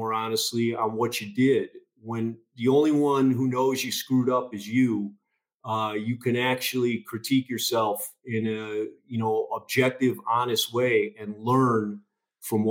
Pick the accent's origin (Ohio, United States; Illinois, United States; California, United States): Illinois, United States; a suburb outside Chicago; I grew up in the Midwest, in a suburb outside Chicago, middle child of 9 kids